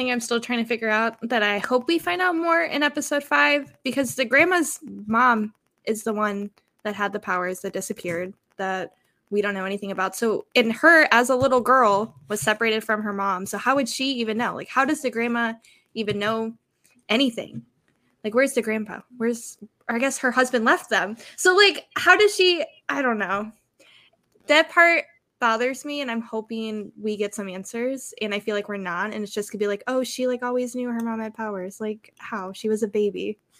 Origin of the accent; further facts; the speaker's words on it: United States; this is my culture, but I'm from the States, and this is also my culture.